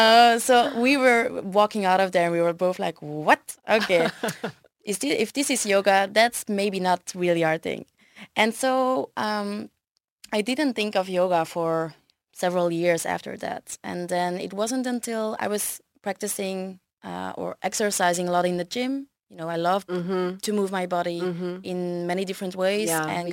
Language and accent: English; Brussels, Belgium; So I was born in Belgium. Mm-hmm. I've lived here all my life, so 31 years indeed.